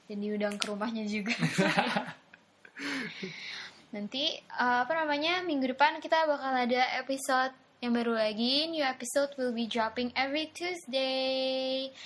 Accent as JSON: {"language": "Indonesian", "country": "Indonesia", "said": "Gue anak Indo tau di sana."}